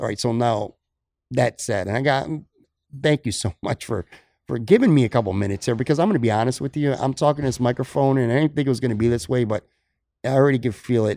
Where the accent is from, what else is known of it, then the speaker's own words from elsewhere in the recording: Buffalo, New York, United States; moved away as an adult; now in Florida, United States; I miss my hometown